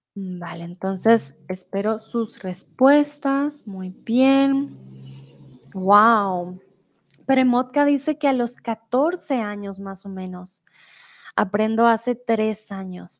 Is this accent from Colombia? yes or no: yes; Colombia; first language Spanish; yo soy colombiana, entonces siempre he hablado español